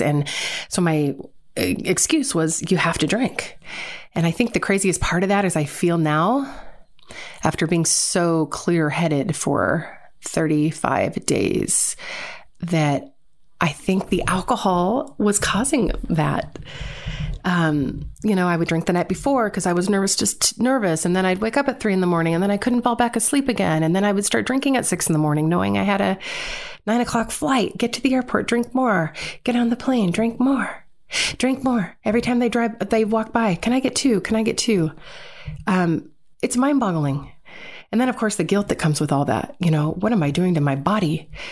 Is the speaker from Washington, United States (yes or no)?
yes; Seattle, Washington, United States; born and raised in Seattle, Washington